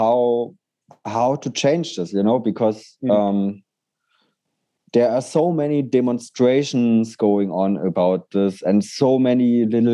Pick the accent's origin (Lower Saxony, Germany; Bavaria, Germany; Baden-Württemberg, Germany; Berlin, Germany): Berlin, Germany; I love Berlin and I will never stop loving it because it's my hometown